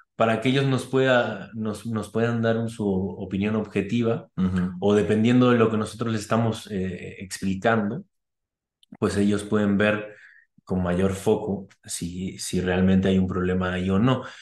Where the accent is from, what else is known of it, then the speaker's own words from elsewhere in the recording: Argentina; yo que soy argentino